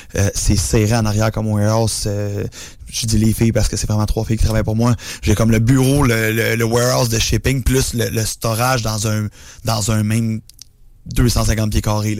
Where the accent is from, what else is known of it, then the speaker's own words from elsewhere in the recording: Laurentides, Quebec, Canada; je suis pas de Montréal, je suis d'un Laurentides